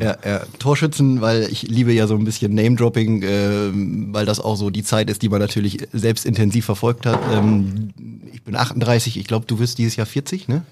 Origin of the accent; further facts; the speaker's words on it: Oldenburg, Lower Saxony, Germany; ich bin Oldenburger